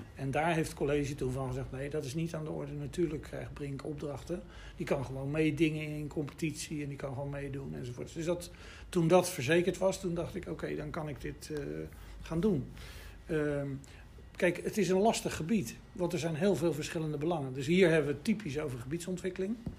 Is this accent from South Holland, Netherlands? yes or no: yes; Rotterdam, South Holland, Netherlands; also born or lived in Delft; geboren in Rotterdam in 1951. Dus dat is wel even terug. Maar ik ben dus een wederopbouwjongen. Dus ik heb hier eh, mijn jeugd doorgebracht